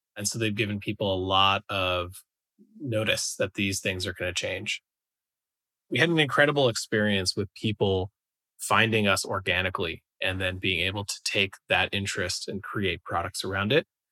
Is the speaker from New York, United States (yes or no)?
yes; New York, United States; moved away as an adult; I'm from the East Coast, I'm originally from New York